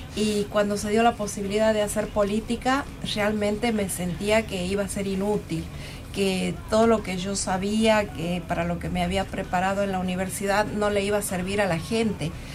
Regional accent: Tucumán, Argentina; tenemos que sentirnos orgullosos, como tucumanos

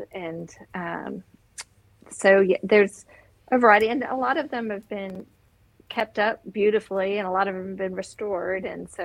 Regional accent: Georgia, United States; now in Kansas City, United States; I grew up in Georgia

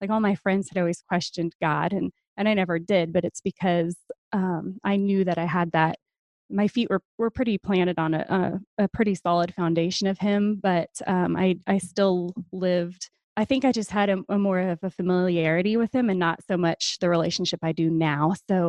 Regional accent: New Hampshire, United States; born there; now in Oklahoma, United States; I did not. No, I was born in New Hampshire. Military brat. We bounced around a lot and I got stuck here.

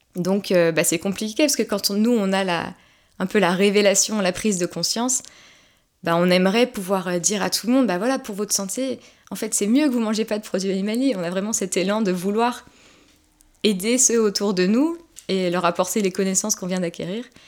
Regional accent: Haute-Savoie, Auvergne-Rhône-Alpes, France; je viens de Haute-Savoie

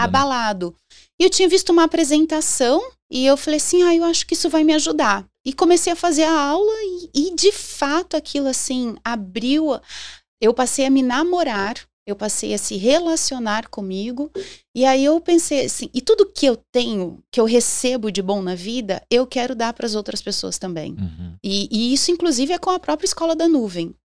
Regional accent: Londrina, Paraná, Brazil; also born or lived in São Paulo; eu sou londrinense, pé vermelho.

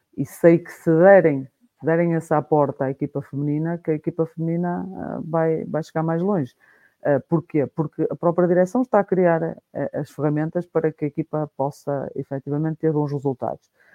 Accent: Guimarães, Norte, Portugal; sou de Guimarães

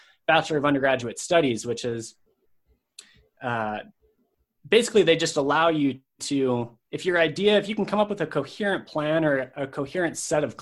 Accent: Madison, Wisconsin, United States; moved away as an adult; also born or lived in Salt Lake City, Utah; I'm originally from Madison, Wisconsin. I grew up there and moved to Salt Lake City, Utah immediately after high school

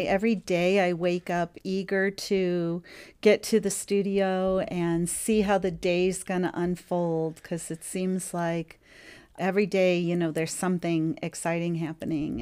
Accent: St. Louis, Missouri, United States; my hometown of St. Louis, Missouri

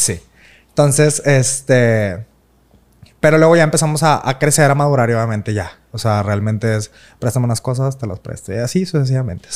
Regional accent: Monterrey, Nuevo León, Mexico; yo nací aquí en Monterrey el, 5 de abril del 96.

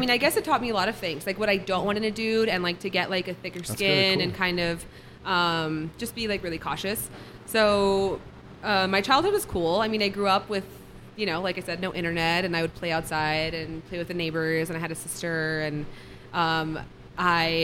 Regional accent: El Paso, Texas, United States; I'm from the east side. I'm from El Paso. I went to Montwood High School.

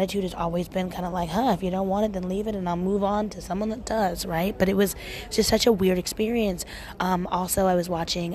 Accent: Portland, United States; I am from Portland and it's very liberal and people are open. And I used to nanny all the time in high school

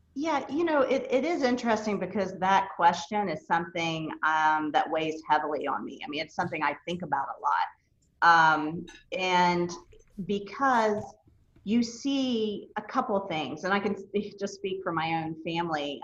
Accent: Elkview, West Virginia, United States; also born or lived in Clay County, West Virginia; growing up in rural Appalachia

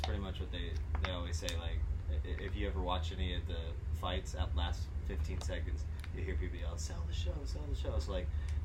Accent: Sky Valley, California, United States; I grew up in Sky Valley over on my parents' ranch

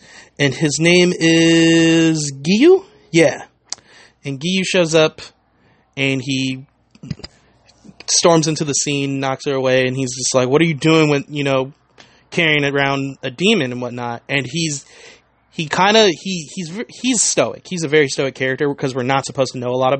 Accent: United States; I am very American

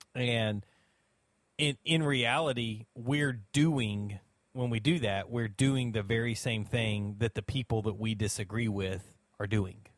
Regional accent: United States; as an American

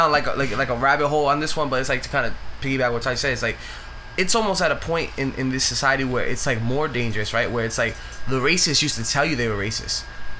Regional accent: New York City, New York, United States; oh, yo, I'm from the Bronx

